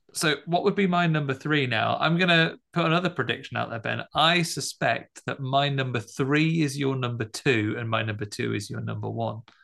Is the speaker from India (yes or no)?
no; United Kingdom; as a British audience member